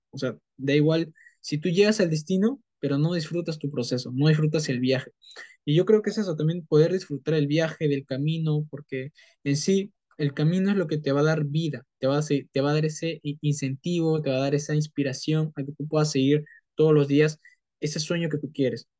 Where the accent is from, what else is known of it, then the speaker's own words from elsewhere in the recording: Peru; soy de Perú